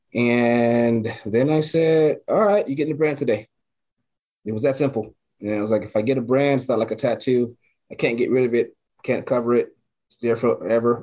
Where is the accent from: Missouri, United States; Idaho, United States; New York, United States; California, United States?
California, United States; Los Angeles; growing up in South Central, my whatever house I lived in or apartment